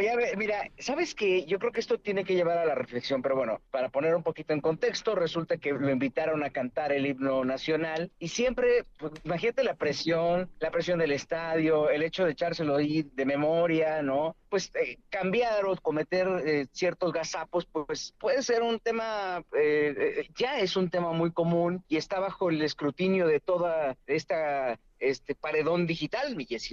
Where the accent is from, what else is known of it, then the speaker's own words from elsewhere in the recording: Mexico; nos exige como mexicanos